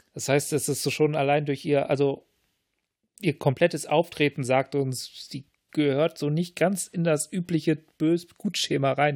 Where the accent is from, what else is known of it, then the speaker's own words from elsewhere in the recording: Lower Saxony, Germany; ich bin ja in Niedersachsen aufgewachsen